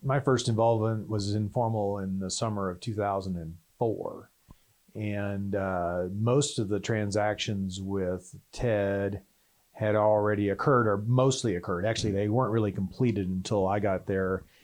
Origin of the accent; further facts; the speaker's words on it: Texas, United States; growing up in Texas